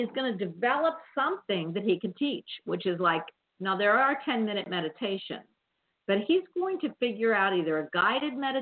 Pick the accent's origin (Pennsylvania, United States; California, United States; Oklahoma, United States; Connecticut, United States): Pennsylvania, United States; Havertown; I'm really from Havertown